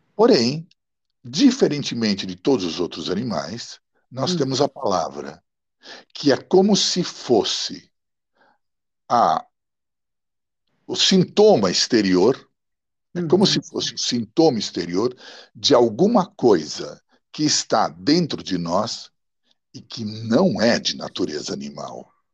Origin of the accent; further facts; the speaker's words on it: São Paulo, Brazil; first language Italian; Portuguese is a second language; also born or lived in Milan, Italy; Quando eu cheguei aqui, cinco, seis anos por aí, meus pais me colocaram num colégio